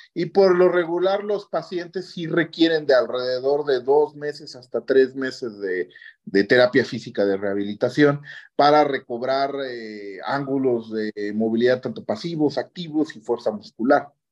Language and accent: Spanish; Oaxaca, Mexico; also born or lived in Japan; yo al menos ah, como oaxaqueño